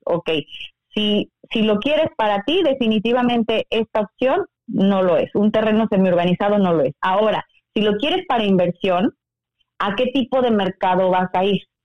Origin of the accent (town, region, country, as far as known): Mexico; now in Mérida, Mexico